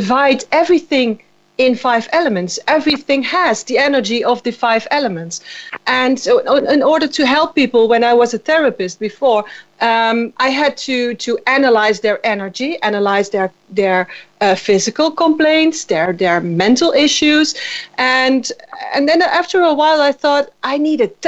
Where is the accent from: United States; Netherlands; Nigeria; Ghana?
Netherlands; also born or lived in Amsterdam; from the Netherlands